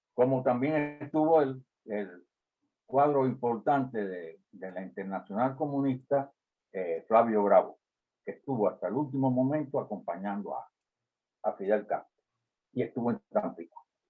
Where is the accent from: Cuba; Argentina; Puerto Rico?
Cuba; also born or lived in Tamaulipas, Mexico; now in United States; Como cubano y vinculado con, aspectos de la política en Cuba, como estuve, la razón por la cual salí al exilio